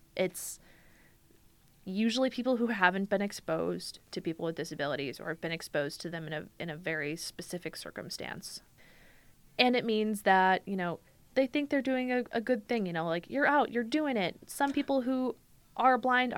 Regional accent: Minnesota, United States; I'm Minnesotan

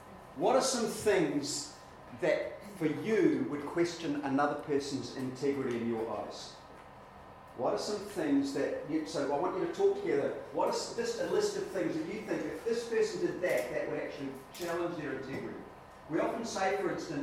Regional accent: New Zealand; I grew up in New Zealand

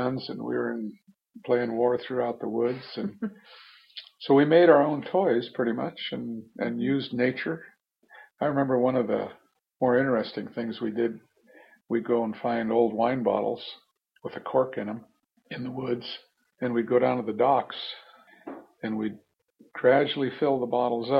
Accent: Craig, Alaska, United States; moved away as an adult; also born or lived in Seattle, Washington / Beaverton, Oregon; now in Sitka, United States; growing up in Craig

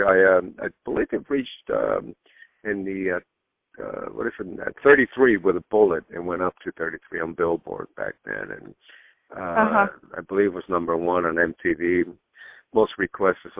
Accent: Miami, Florida, United States; also born or lived in Cuba; growing up in Miami and myself being a Cuban immigrant, we came to the United States in 1961

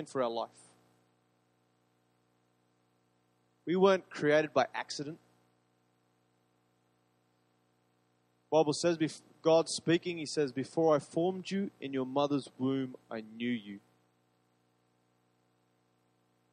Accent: Queensland, Australia; I love being a Queenslander

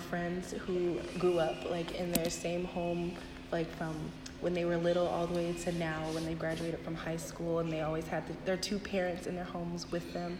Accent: Pittsburg, California, United States; also born or lived in Chicago; from Pittsburgh, California

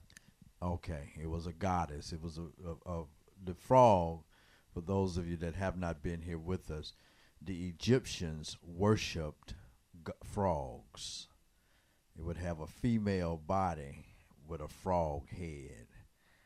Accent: United States; our heritage here in the United States, where we as African American people

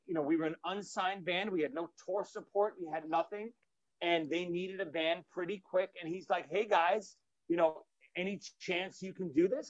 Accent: New York City, New York, United States; from Brooklyn

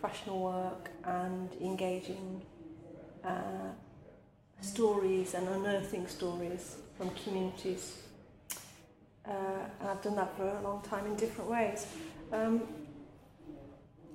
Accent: Midlands, United Kingdom; also born or lived in India / Manchester; I'm a migrant child from India who grew up in a very urban working class environment in the Midlands

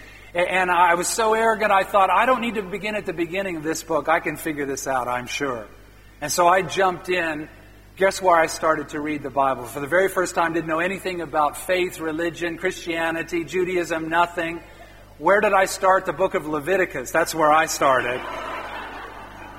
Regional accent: Midwest of the U.S., United States; I grew up in the Midwest of the U.S.

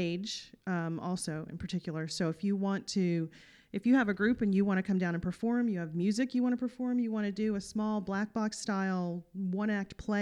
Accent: Fayetteville, North Carolina, United States; moved away as an adult; now in New Bern, United States; Originally from Fayetteville, North Carolina

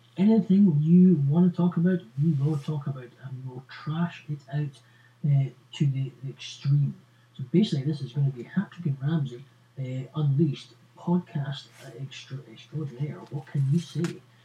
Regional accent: Scotland, United Kingdom; Are we willing to stick together as Scottish

